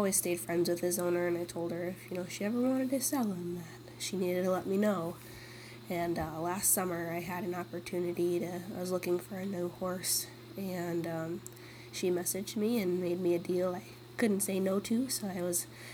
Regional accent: Kirkston, Minnesota, United States; I'm from Kirkston, Minnesota

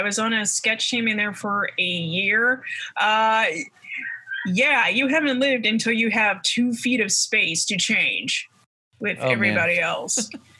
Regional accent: Idaho, United States; moved away; I grew up in Idaho, which is just it's one of the largest rural states. It's like one of the top 10 biggest states, 1.5 million people throughout all of it.

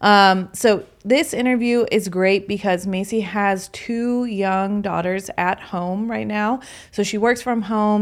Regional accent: Aurora, Illinois, United States; we live just a few blocks from each other in Aurora, Illinois

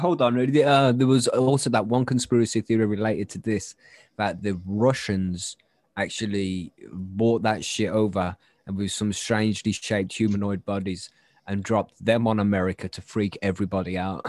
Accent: England, United Kingdom; We're English.

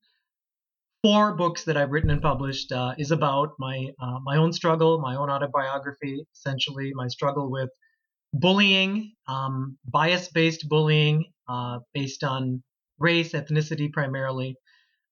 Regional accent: Plymouth, Minnesota, United States; also born or lived in Calgary, Canada / Florida; I grew up in did all my schooling in the town of Plymouth since I was five

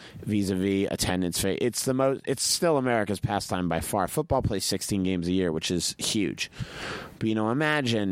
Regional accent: Boston, Massachusetts, United States; also born or lived in Israel; now in New York City, United States; Boston, which is my hometown

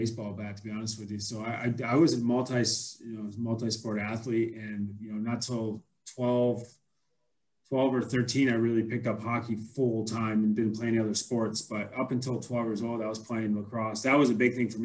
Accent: Fulton, New York, United States; Fulton, New York is my hometown, just outside of Syracuse

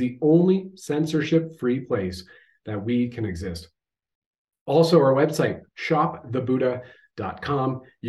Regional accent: Canada

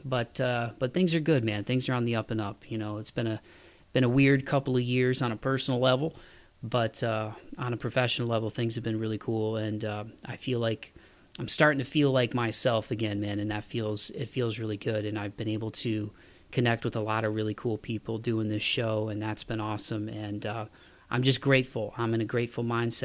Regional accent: Ohio, United States; I'm from Ohio

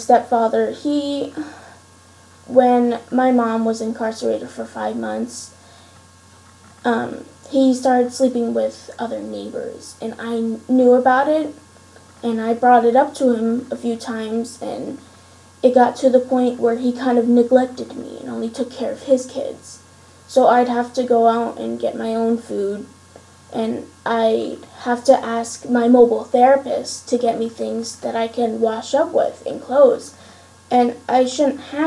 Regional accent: Steelton, Pennsylvania, United States; I was raised in Steelton, Pennsylvania, with my stepfather and his stepkids

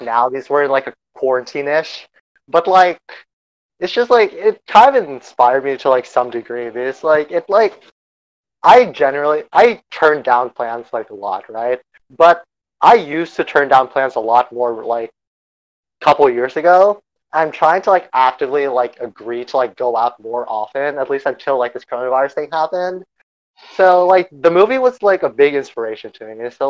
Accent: Texas, United States

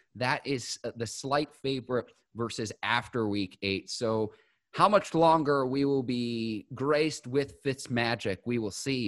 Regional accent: Chicago, Illinois, United States; my hometown Bears

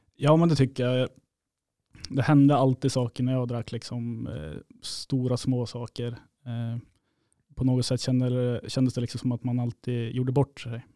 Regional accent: Uppsala, Uppsala County, Sweden; moved away as an adult; now in Kiruna, Sweden; jag är från Uppsala i grund och botten, men eh, min mamma är från Kiruna

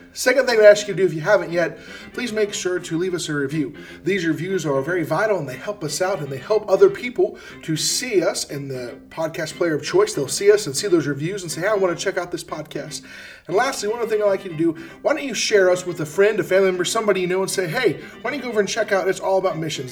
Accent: United States; we as Americans

